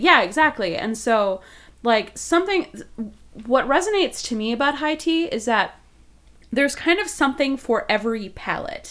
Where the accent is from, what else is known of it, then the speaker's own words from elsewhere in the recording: Wisconsin, United States; I'm I'm from Wisconsin, and so like, I'm, as a vegan person from Wisconsin